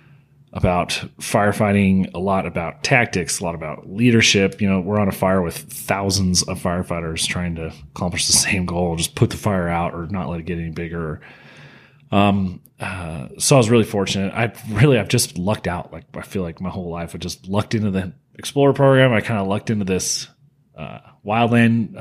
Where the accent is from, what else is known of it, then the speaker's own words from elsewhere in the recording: Las Vegas, Nevada, United States; I was born and raised here in Las Vegas, so 31 years.